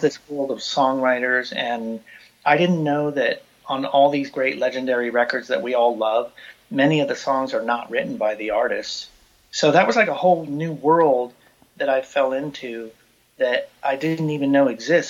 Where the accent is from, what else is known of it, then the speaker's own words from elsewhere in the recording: Hayward, California, United States; now in Los Angeles, United States; I grew up in Hayward, California, which is a suburb of Oakland, um, just across the bay from San Francisco